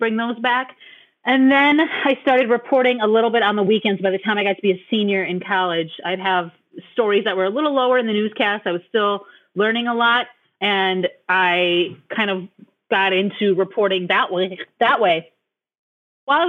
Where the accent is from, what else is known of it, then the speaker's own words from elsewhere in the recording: Green Bay, Wisconsin, United States; also born or lived in Oconto Falls; my hometown in Green Bay